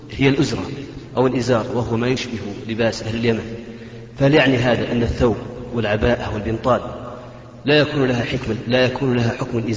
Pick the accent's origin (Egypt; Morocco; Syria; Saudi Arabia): Saudi Arabia; Jeddah, Makkah Province; أتيت لهم محدد يعني فترة زمنية فترة الدراسة أربع سنين تقريبا وأرجع جدة